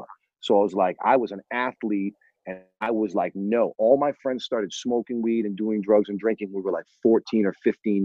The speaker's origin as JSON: {"language": "English", "region": "New England", "country": "United States", "tie": "born or raised there", "said": "growing up in New England."}